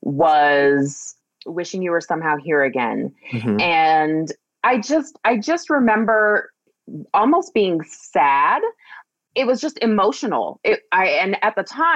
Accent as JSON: {"language": "English", "town": "Anchorage", "region": "Alaska", "country": "United States", "tie": "born or raised there", "said": "I grew up in Anchorage, Alaska"}